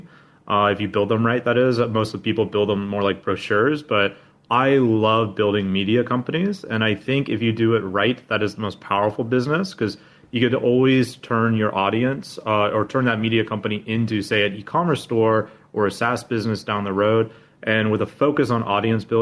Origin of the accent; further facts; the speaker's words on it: Anchorage, Alaska, United States; moved away as an adult; now in Vietnam; born and raised in Alaska